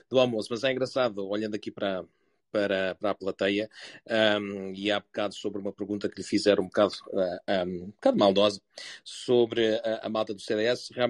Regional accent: Germany; sendo também eu alemão

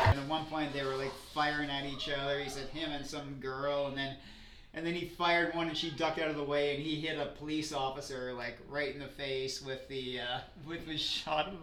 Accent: Saskatchewan, Canada; also born or lived in Fergus, Ontario; I'm from Saskatchewan

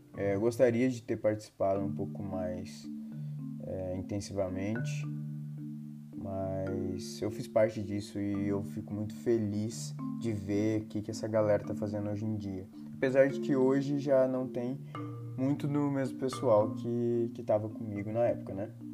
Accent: Naviraí, Mato Grosso do Sul, Brazil; moved away as an adult; also born or lived in Cornélio Procópio, Paraná; now in Brasília, Brazil; eu moro em Brasília atualmente, sou de Naviraí, Mato Grosso do Sul.

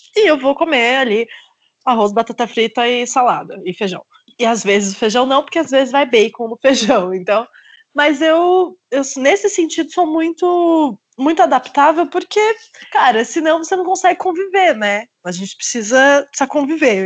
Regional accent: Querência do Norte, Paraná, Brazil; moved away; Querência, que é uma cidadezinha super pequena, acho que tem 10 mil habitantes, que foi a cidade onde eu nasci

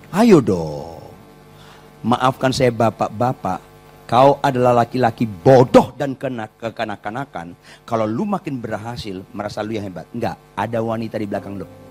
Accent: Batak, North Sumatra, Indonesia; saya wong Batak

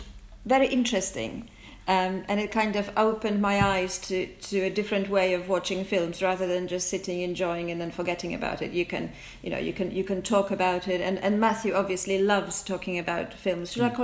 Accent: Poland; now in England, United Kingdom; I grew up in Poland. I came to England in 1981, so a very long time ago. My life in England has been obviously is longer than my life in Poland.

